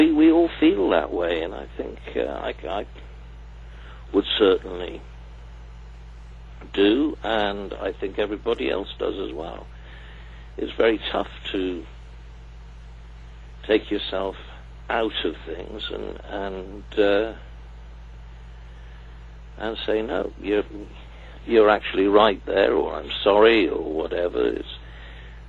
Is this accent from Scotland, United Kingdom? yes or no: no; Cardiff, Wales, United Kingdom; having been born and bred in Cardiff